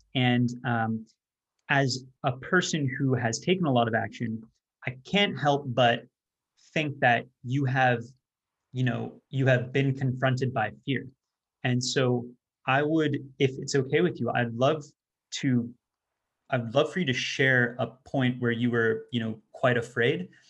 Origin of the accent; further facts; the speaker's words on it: Canada; I'm not American, I'm, I'm Canadian.